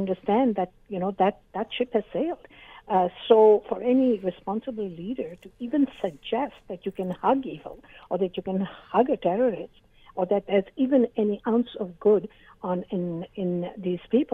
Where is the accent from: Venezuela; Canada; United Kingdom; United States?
Canada; I'm a Canadian